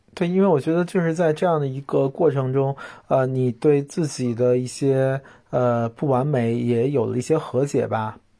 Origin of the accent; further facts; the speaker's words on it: China; 我们中国人对生死的理念嗯。就比较，呃，沮丧、悲观、肃穆